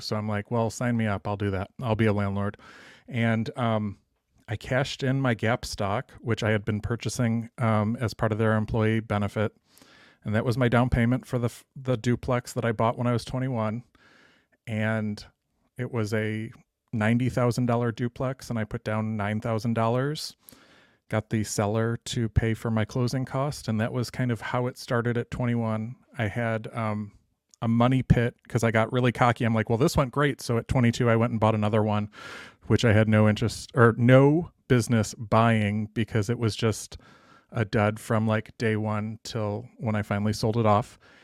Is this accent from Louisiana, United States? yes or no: no; Cleveland, Ohio, United States; moved away as an adult; also born or lived in Toledo, Ohio; now in Dallas, United States; I was from Cleveland and, um, went to school in Toledo